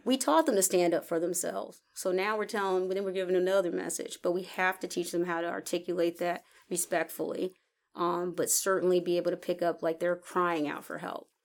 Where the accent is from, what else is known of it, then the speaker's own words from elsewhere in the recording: the North, United States; I grew up in the North